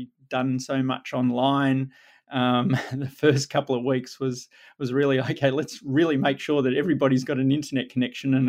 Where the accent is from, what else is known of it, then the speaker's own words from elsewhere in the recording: Melbourne, Victoria, Australia; I grew up in Melbourne, Australia